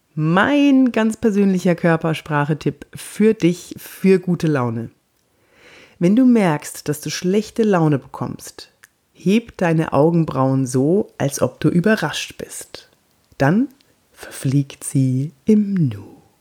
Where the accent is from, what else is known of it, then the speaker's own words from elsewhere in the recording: Munich, Bavaria, Germany; now in Cologne, Germany; Ich bin geborene Münchnerin, aber ich lebe schon so lange hier, jetzt mittlerweile, ah, ich glaube, über 20 Jahre